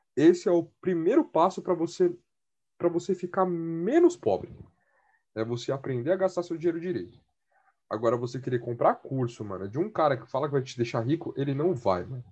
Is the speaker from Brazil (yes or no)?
yes; Brazil; eu sou da Coab 5